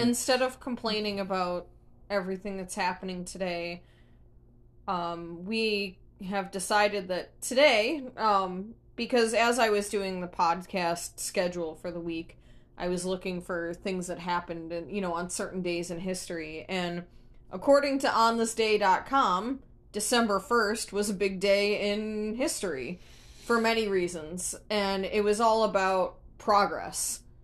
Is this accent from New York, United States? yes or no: yes; Buffalo, New York, United States; we grew up in Buffalo